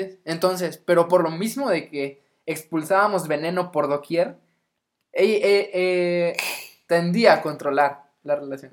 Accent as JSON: {"language": "Spanish", "town": "Ciudad Madero", "region": "Tamaulipas", "country": "Mexico", "moved": "as an adult", "lives_now": "Morelia, Mexico", "said": "vengo de la hermosa ciudad Madero, de Tampico, Tamaulipas"}